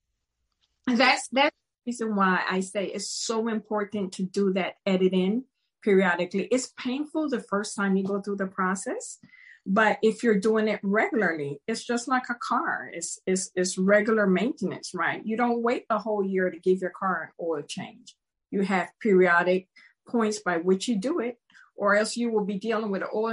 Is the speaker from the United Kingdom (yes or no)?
no; Panama; also born or lived in Maryland, United States; now in United States; I grew up in Panama and I grew up in tropical weather